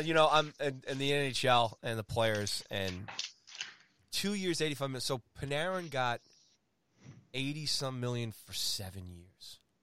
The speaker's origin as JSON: {"language": "English", "country": "United States", "said": "here I am in my home country"}